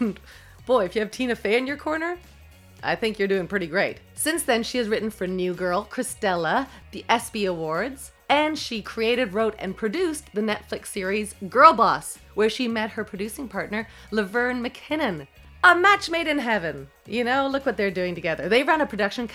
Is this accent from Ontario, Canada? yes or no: yes; Toronto, Ontario, Canada; I was from Toronto